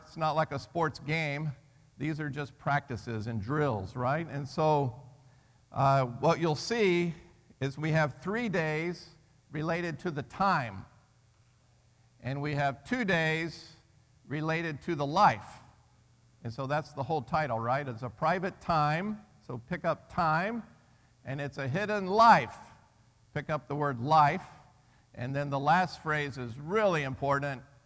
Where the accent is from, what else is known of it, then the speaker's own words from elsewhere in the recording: Birmingham, Alabama, United States; I'm from Birmingham, Alabama